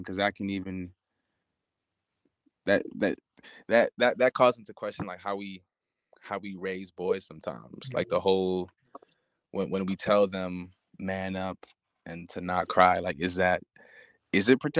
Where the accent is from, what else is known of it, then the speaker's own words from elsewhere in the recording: New York City, New York, United States; moved away; I was born in Queens, born in Far Rockaway